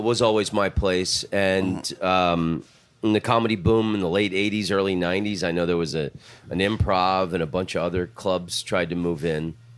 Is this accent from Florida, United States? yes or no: yes; Orlando, Florida, United States; I'm from Orlando